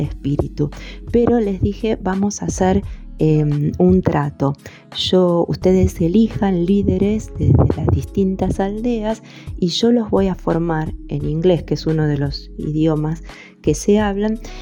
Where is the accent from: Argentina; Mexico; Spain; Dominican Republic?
Argentina; also born or lived in Fiji; uno de los tantos pueblos originarios en mi país, el pueblo mapuche